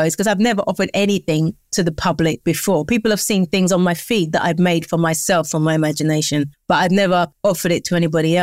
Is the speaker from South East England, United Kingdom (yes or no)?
no; London, United Kingdom; I live in London. I'm from London. I'm raised in London.